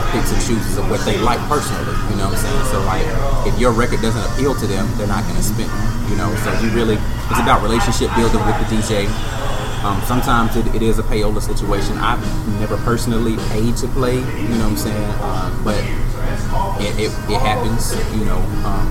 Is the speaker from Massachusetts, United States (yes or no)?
no; Birmingham, Alabama, United States; from Birmingham